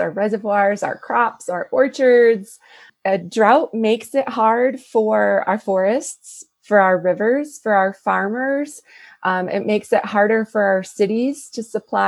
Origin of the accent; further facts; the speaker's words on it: Connecticut, United States; now in New Mexico, United States; I grew up in Connecticut, and that's where my mom still lives